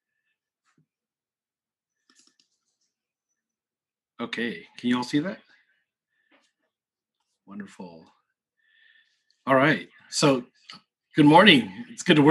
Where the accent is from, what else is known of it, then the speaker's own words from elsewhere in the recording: San Francisco Bay Area, California, United States; moved away as an adult; also born or lived in Philippines; now in Texas, United States; I was born in the Philippines, but grew up in the San Francisco Bay Area